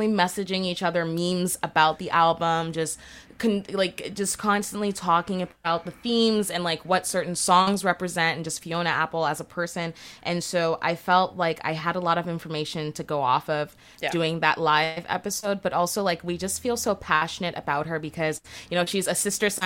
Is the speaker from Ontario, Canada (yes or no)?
yes; Brampton, Ontario, Canada; growing up in Brampton, there wasn't really a lot to do in that suburb